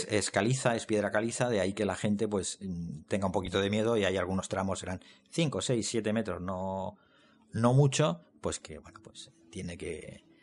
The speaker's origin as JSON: {"language": "Spanish", "town": "Elche", "region": "Valencian Community", "country": "Spain", "moved": "yes", "lives_now": "Crevillente, Spain", "said": "yo no soy de Creviente, soy de Elche"}